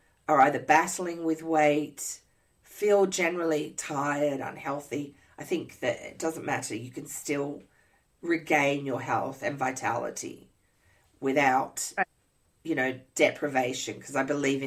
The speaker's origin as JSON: {"language": "English", "town": "Sydney", "region": "New South Wales", "country": "Australia", "also_born_or_lived": "Canada / Montana / Minnesota", "moved": "as an adult", "lives_now": "Indiana, United States", "said": "I hail from Sydney, Australia"}